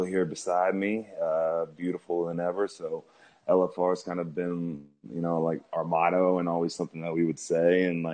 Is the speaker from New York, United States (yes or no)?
no; Oklahoma, United States; Growing up in Oklahoma